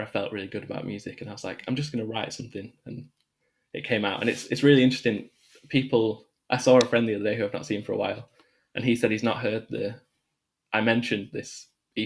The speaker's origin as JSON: {"language": "English", "town": "Manchester", "region": "North West England", "country": "United Kingdom", "also_born_or_lived": "Birmingham", "moved": "as an adult", "said": "we're both from the same part of North Manchester"}